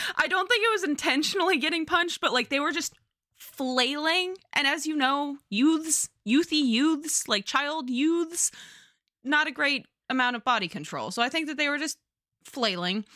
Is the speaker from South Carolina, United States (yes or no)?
no; Southern California, United States; I grew up in Southern California.